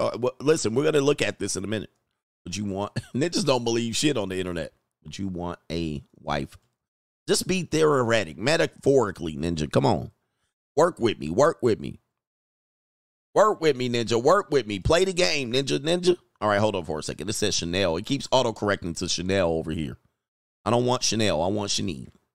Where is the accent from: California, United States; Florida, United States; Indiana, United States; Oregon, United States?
California, United States; Los Angeles; I grew up in the San Fernando Valley near Burbank and Glendale